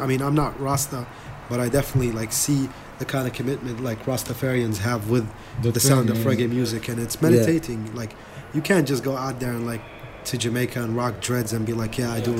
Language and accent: English; Iraq; I'm from Iraq, but I'm gonna rock this party and let you smile throughout the night